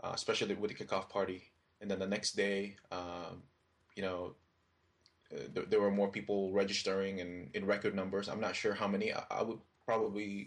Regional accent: Philippines; now in United States; Philippines is actually my home country

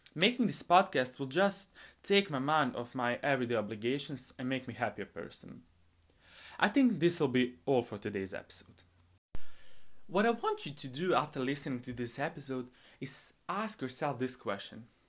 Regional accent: Bosnia & Herzegovina; I'm a high school student, and I come from Bosnia

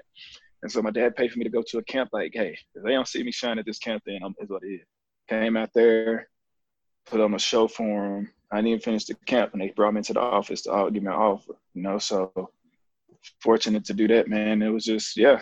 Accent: Plainview, Texas, United States; also born or lived in Lubbock, Texas; Born in Lubbock, was right up the road, but lived in Plainview

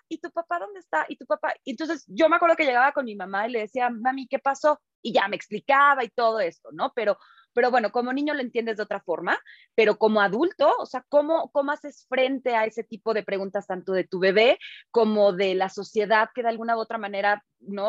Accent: Veracruz, Mexico; moved away; yo me crié en Veracruz, en un pueblillo por allá

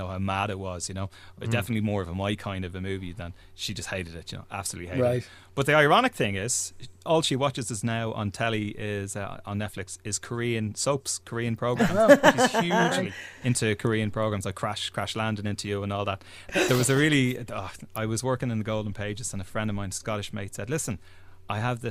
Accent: Lucan, Leinster, Ireland; I'm from Lucan, and there was a cinema in Lucan Village

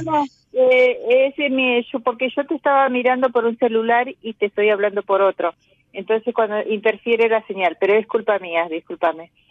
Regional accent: Santiago del Estero, Argentina; now in Buenos Aires, Argentina; nací en Santiago del Estero, pero vivo en Cava hace muchos años ya.

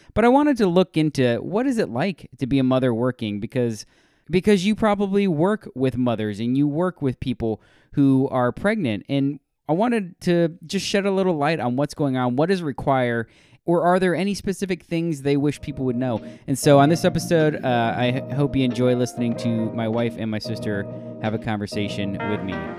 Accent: Ocala, Florida, United States; moved away as an adult; also born or lived in Washington D.C.; now in Jacksonville, United States; We're all from Ocala, Florida

